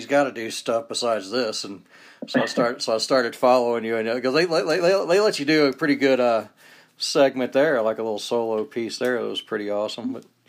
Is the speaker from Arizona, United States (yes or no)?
no; Atlanta, Georgia, United States; moved away as an adult; also born or lived in Nashville, Tennessee / New Orleans, Louisiana / South Carolina; now in North Ogden, United States; I'm from Atlanta, Georgia, and I grew up in playing guitar in Baptist churches and stuff.